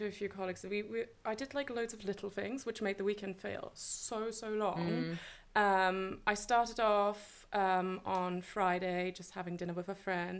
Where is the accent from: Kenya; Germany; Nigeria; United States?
Germany; English is a second language; moved away as an adult; also born or lived in England; I am from Germany, born and raised. I just seem to have a thing of copying accents wherever I go. So English is my second language, I guess.